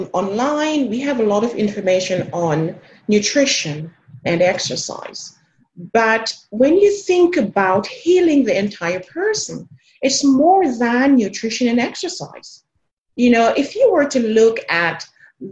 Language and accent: English; Jamaica; now in South Texas, United States; I am originally from Jamaica